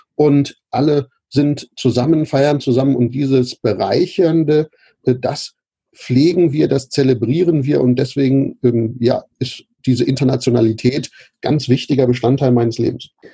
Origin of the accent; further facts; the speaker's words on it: Braunschweig, Lower Saxony, Germany; ich bin äh, aufgewachsen in Braunschweig, Lehndorf